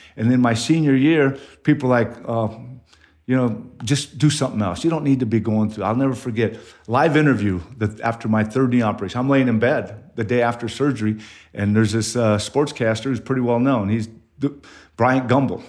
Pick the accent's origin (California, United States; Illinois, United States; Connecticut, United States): California, United States; Ontario; moved away as an adult; now in Mason, United States; I grew up in Southern California, where there was a lot of asphalt, a lot of concrete, uh, not a whole lot of grass in your yard, uh, Ontario, California.